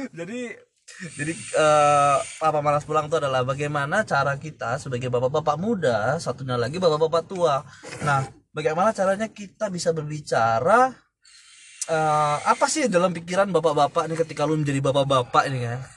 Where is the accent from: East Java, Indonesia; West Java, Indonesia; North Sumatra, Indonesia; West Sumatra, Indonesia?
North Sumatra, Indonesia; Medan; gua itu dari Medan sebenarnya ya Medan terus uh, gua lulusan dari universitas negeri di salah satu Sumatera Utara